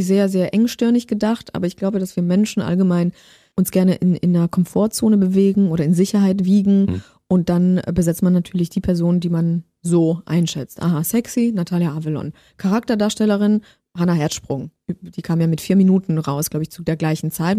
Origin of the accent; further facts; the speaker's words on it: Baden-Württemberg, Germany; also born or lived in Poland; ich bin gebürtige Polin aus Baden-Württemberg